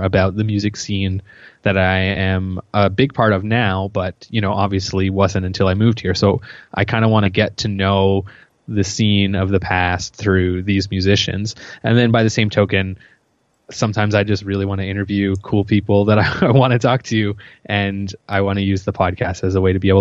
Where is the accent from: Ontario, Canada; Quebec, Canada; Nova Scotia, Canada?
Nova Scotia, Canada; Yarmouth; moved away as an adult; now in Halifax, Canada; I'm from Yarmouth, which is in Nova Scotia